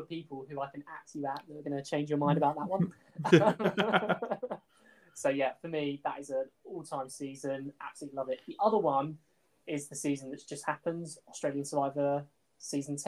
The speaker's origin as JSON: {"language": "English", "town": "Portsmouth", "region": "South East England", "country": "United Kingdom", "tie": "born or raised there", "also_born_or_lived": "Midlands", "moved": "yes", "lives_now": "Nottingham, United Kingdom", "said": "my dad used to drive me to school when I grew up in Portsmouth"}